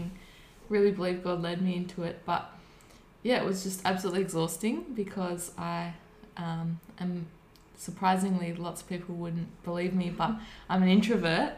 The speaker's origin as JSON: {"language": "English", "town": "Warburton", "region": "Victoria", "country": "Australia", "tie": "born or raised there", "also_born_or_lived": "Melbourne", "said": "I was born in Melbourne, and when I was 3 months we moved out past Lilydale into an area near Warburton, Victoria"}